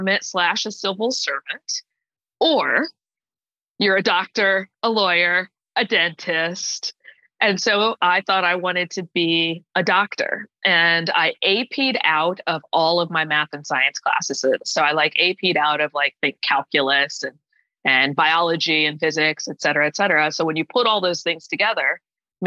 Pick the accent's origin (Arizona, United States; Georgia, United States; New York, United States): Georgia, United States; Atlanta; moved away as an adult; also born or lived in Washington, D.C. / Indianapolis; now in New Jersey, United States; I call myself an Atlanta girl. I grew up in Atlanta. I actually moved there when I was in fifth grade and stayed there through, you know, when I went away to undergrad